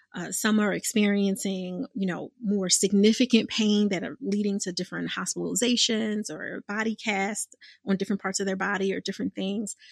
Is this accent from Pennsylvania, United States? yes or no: yes; Philadelphia, Pennsylvania, United States; I'm from born and raised in Philadelphia